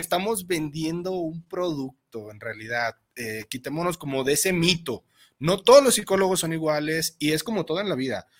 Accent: Mexico; como buenos mexicanos

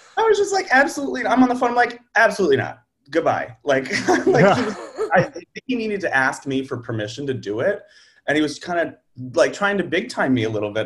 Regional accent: outside of Pittsburgh, Pennsylvania, United States; moved away as an adult; also born or lived in New York; I grew up outside of Pittsburgh

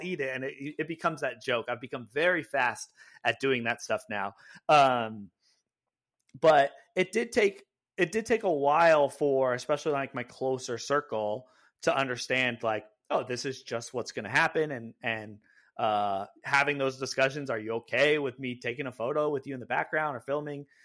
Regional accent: California, United States; now in Seattle, United States; I grew up in California

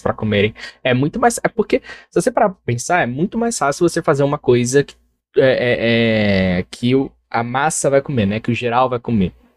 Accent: Brazil; nunca saí do Brasil

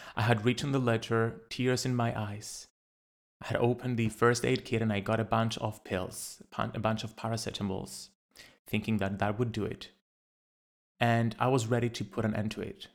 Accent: Cyprus; Growing up in Cyprus, a little island in the Mediterranean

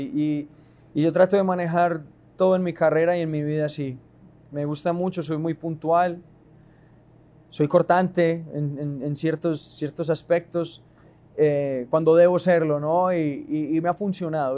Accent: Medellín, Antioquia, Colombia; estamos en, mi tierrita, en Medallo

